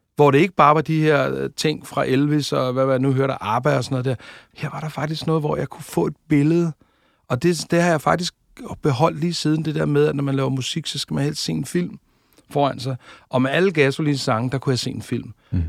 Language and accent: Danish; Tårnby, Capital Region of Denmark, Denmark; Jeg er født ude i øh, noget, der hedder Tornby, ude på Amager